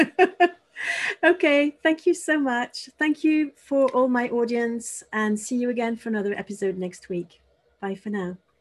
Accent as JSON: {"language": "English", "town": "Paris", "region": "Île-de-France", "country": "France", "moved": "yes", "lives_now": "Bristol, United Kingdom", "said": "I'm in the UK, but I'm actually from Paris. I'm French"}